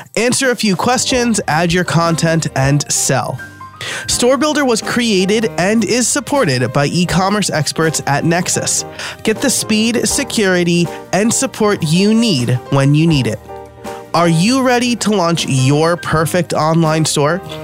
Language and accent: English; New York, United States; I'm from New York.